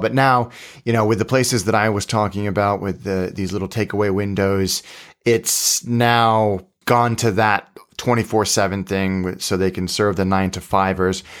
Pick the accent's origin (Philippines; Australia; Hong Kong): Hong Kong; when I was a kid growing up in Hong Kong